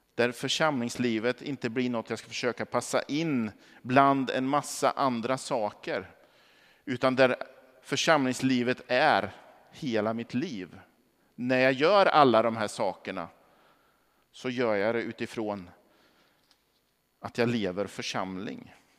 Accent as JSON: {"language": "Swedish", "town": "Norrköping", "region": "Östergötland", "country": "Sweden", "tie": "born or raised there", "moved": "yes", "said": "Som barn så växte jag upp i de eh, vad ska vi säga, nordöstra delarna av, av Norrköping"}